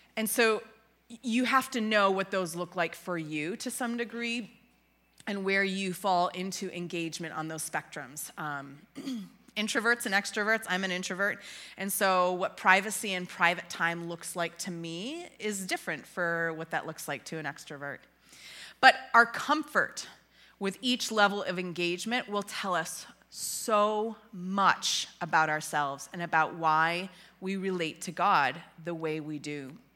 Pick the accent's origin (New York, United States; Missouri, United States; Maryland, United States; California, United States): New York, United States; Western; moved away as an adult; also born or lived in Ontario, Canada; now in Illinois, United States; I hail from uh, Western New York